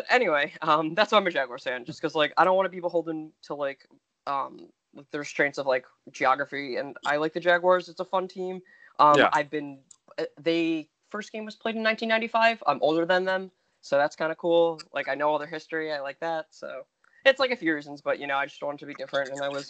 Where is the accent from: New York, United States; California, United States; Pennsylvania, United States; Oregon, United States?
New York, United States; also born or lived in New Jersey; Yeah. Yep, New Jersey, New York. Yep.